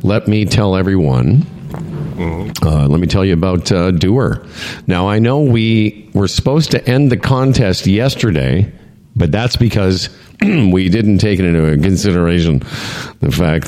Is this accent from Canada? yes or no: yes; Moose Jaw, Saskatchewan, Canada; I'm from Moose Jaw